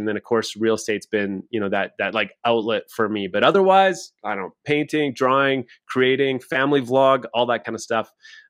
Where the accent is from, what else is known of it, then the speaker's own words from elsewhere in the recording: Saskatchewan, Canada; now in Calgary, Canada; I live in Calgary, Alberta, Canada. I came from Saskatchewan. This is as far as I've made it, just one province over.